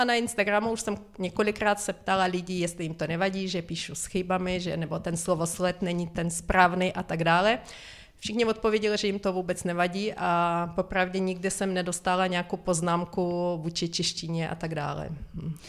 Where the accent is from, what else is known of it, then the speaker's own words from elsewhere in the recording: Ukraine; first language Ukrainian; Czech is a second language; moved away as an adult; now in Czech Republic; Zbytek rodiny bydlí na Ukrajině, takže já de facto jenom využívám e, svůj rodný jazyk, e, když volá mamě přes Skype